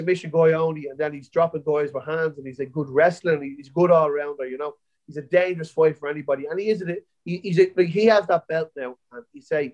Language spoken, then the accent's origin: English; Ireland; As an Irishman